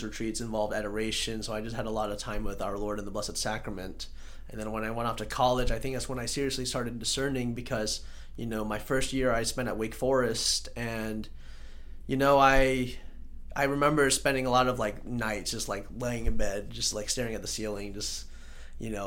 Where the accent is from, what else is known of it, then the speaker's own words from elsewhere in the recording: Charlotte, North Carolina, United States; also born or lived in Mint Hill; I'm born right in Charlotte